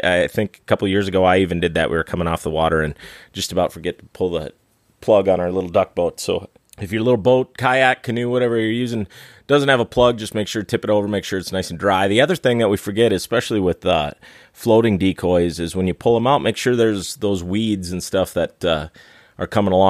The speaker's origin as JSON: {"language": "English", "region": "Northeast South Dakota", "country": "United States", "tie": "born or raised there", "said": "Growing up in Northeast South Dakota"}